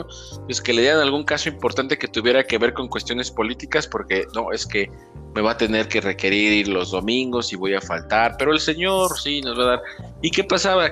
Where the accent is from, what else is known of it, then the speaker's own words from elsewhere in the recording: Sahuayo, Michoacán, Mexico; de donde somos originarios, de Saguayo